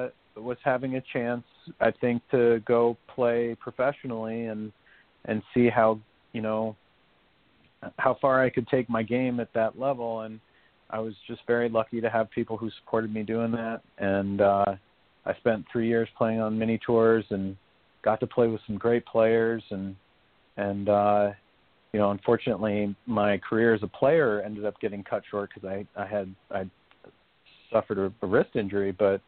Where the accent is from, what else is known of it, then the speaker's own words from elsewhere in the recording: Chicago, Illinois, United States; And I grew up in Chicago, right on the south side in the city.